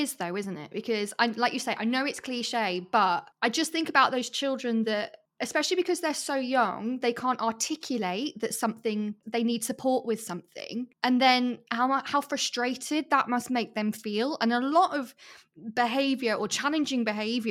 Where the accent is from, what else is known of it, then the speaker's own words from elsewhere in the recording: United Kingdom; as like British people